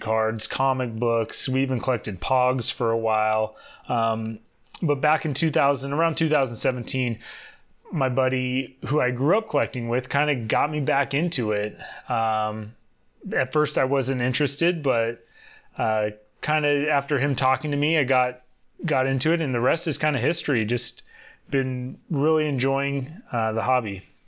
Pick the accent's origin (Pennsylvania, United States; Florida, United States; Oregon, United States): Oregon, United States; Portland; I'm from Portland, Oregon